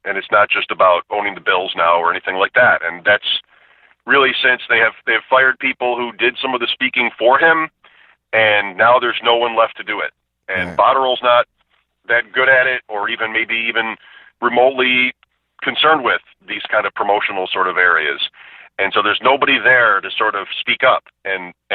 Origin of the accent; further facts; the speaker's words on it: Grand Island, New York, United States; I grew up on Grand Island